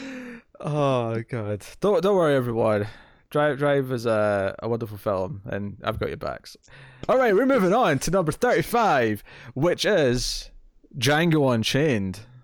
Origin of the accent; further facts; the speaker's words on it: Scotland, United Kingdom; I'm Scottish